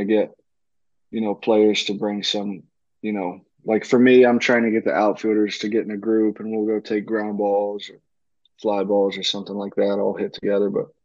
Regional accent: Huntingdon, Tennessee, United States; also born or lived in Alaska; I'm from Huntingdon

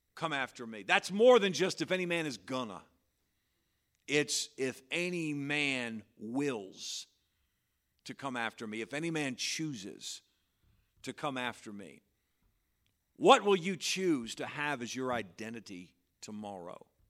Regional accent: Patterson, New York, United States; that's the church where I grew up

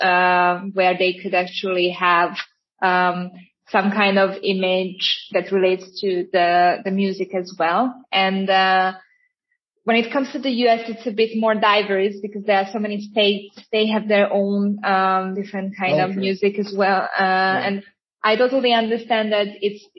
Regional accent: Hungary; I am actually from Hungary

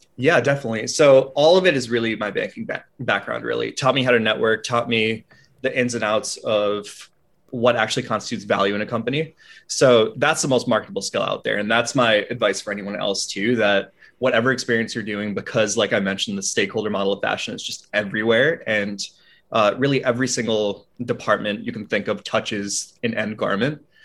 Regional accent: Albany, New York, United States; I'm from upstate New York, out of a small suburb right near Albany

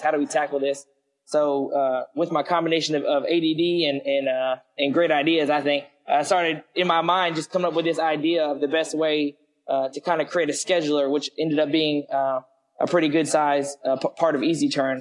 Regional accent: Lexington, Kentucky, United States; also born or lived in Hawaii / San Diego, California; I grew up in Lexington for the most part. Um, went to school, high school there at Lafayette

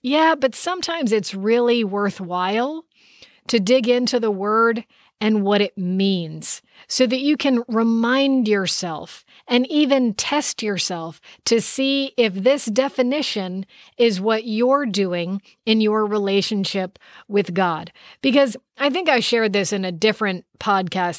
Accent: United States; I am born as an American

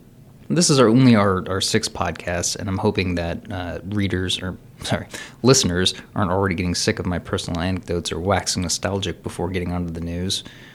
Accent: Cincinnati, Ohio, United States; I grew up in the Union Terminal gift shop

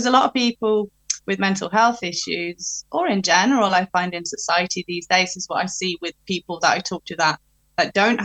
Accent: Norway; also born or lived in England; now in United Kingdom; I'm from Norway. So when I'm in Norway, I talk to her in Norwegian.

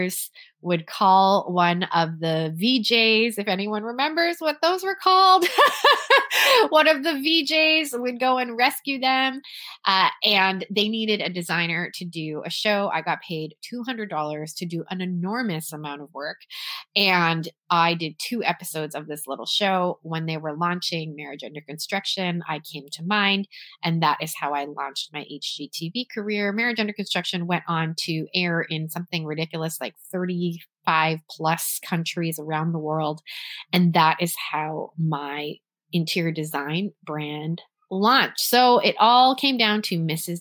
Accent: Toronto, Ontario, Canada; I went to a performing arts high school in Toronto, Canada, where I was born and raised

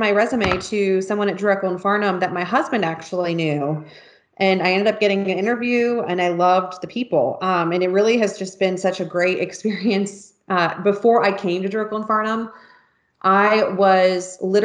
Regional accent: California, United States; moved away; also born or lived in Honolulu, Hawaii; I grew up in California. So I am, started out as a West Coast girl

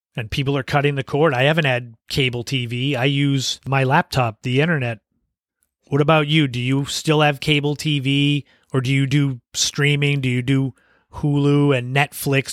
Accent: Cape Cod, Massachusetts, United States; growing up on Cape Cod

